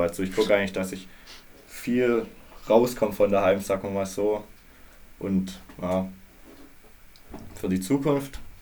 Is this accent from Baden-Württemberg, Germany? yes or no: yes; Baden-Württemberg, Germany; accent: Baden-Württemberg accent; also born or lived in Australia; ich wohne in Baden-Württemberg, wie ihr wahrscheinlich an meinem Akzent schon hört